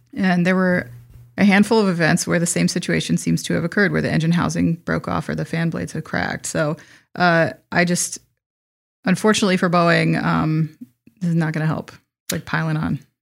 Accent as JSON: {"language": "English", "region": "Wisconsin", "country": "United States", "said": "I'm from Wisconsin"}